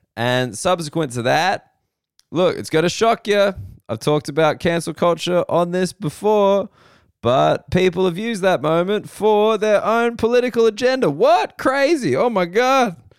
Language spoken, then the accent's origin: English; Sydney, New South Wales, Australia; I'm in Sydney now, which is my hometown